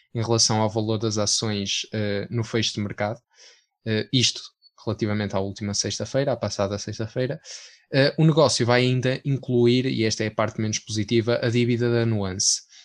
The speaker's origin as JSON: {"language": "Portuguese", "town": "Porto", "region": "Norte", "country": "Portugal", "said": "nós que somos do Porto"}